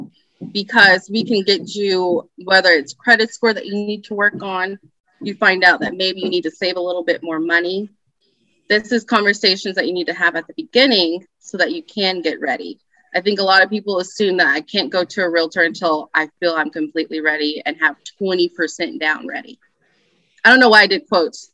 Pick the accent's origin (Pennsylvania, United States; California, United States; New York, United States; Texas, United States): Texas, United States; Allen; I am from the Dallas area. As I said, I grew up in Allen